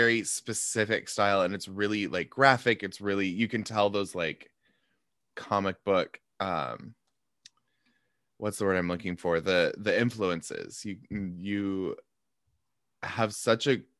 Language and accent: English; Pacific Northwest, United States; moved away as an adult; also born or lived in Montana; now in New York, United States; I grew up in the Pacific Northwest where we didn't get much snow.